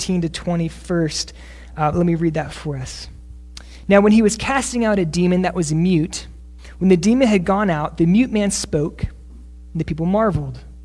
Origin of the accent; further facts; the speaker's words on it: Northeast, United States; moved away; also born or lived in South Texas; I'm from the Northeast